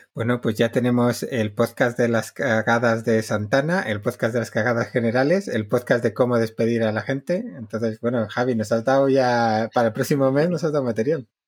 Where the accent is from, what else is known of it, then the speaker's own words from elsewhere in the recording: Basque Country, Spain; soy vasco